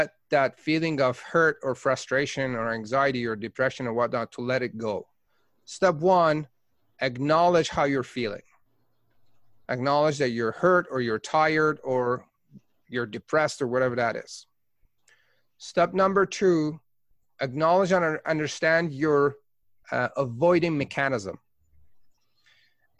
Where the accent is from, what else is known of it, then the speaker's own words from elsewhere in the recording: Tehran, Tehran Province, Iran; now in Canada; I was born in Tehran, Iran. I am Persian Canadian.